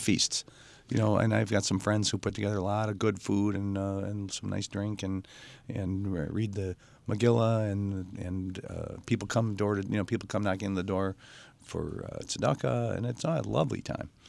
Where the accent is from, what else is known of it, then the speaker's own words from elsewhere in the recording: Mount Clemens, Michigan, United States; I grew up in Mount Clemens, and when I was a kid, Mount Clemens was, I'd call it a bustling, um, Jewish town